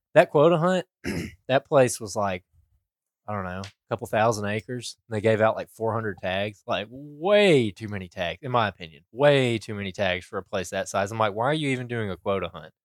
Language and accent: English; Alabama, United States; we're from Alabama